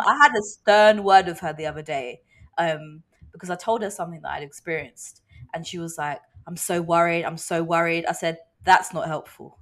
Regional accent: United Kingdom; as British people

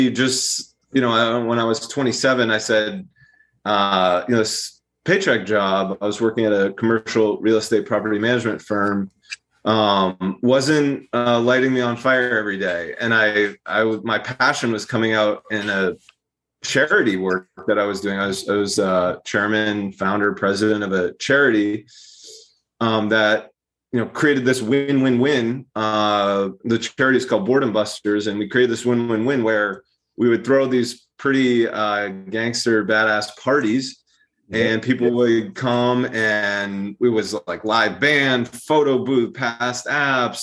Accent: Brookline, Massachusetts, United States; moved away; I'm from Brookline

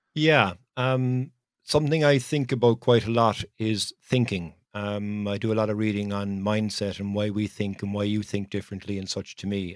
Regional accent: Ireland; it's much easier for me to talk to somebody being from Ireland

